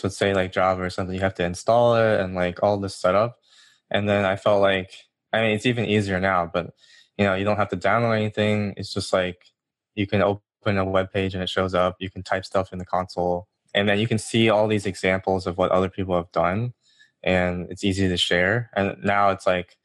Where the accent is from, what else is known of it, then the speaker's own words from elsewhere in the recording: Georgia, United States; moved away as an adult; also born or lived in New York; I'm from Georgia